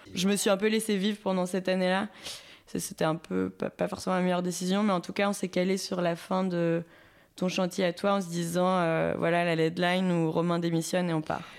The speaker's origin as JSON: {"language": "French", "town": "Saint-Étienne", "region": "Auvergne-Rhône-Alpes", "country": "France", "also_born_or_lived": "Lyon", "moved": "as an adult", "lives_now": "Bourges, France", "said": "je viens de Saint-Etienne"}